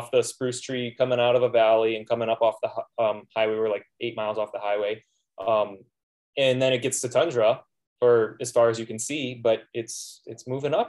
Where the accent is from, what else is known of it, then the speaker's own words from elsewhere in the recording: Palm Beach, Florida, United States; now in Fairbanks, United States; I'm from South Florida, actually. I grew up in Palm Beach